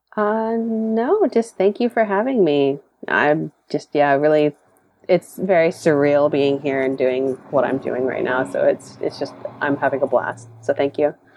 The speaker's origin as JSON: {"language": "English", "town": "Dallas", "region": "Texas", "country": "United States", "tie": "born or raised there", "moved": "yes", "lives_now": "San Jose, United States", "said": "I grew up in Dallas"}